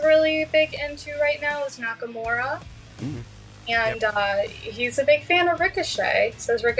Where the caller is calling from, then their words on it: Wyandotte, Michigan, United States; Yeah, I'm in Wyandotte. If you're from Detroit, if I said I was from Detroit, that would be a big crime.